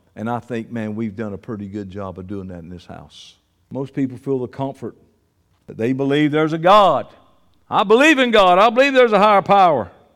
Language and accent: English; Columbus, Georgia, United States; In my hometown, Columbus, Georgia